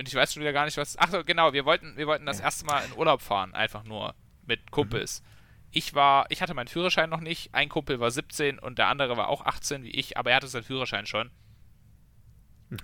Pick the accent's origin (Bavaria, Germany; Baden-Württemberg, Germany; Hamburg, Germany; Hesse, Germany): Bavaria, Germany; Memmingen; bei uns in Memming